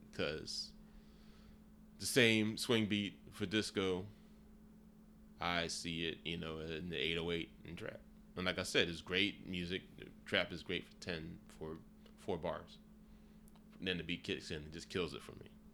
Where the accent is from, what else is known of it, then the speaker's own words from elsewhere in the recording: United States; culturally, I grew up in America